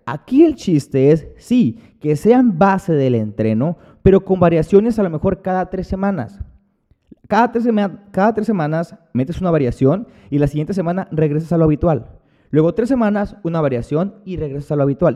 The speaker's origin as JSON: {"language": "Spanish", "town": "Hermosillo", "region": "Sonora", "country": "Mexico", "said": "Cuando llego aquí a Hermosillo, que es de donde, de donde yo soy"}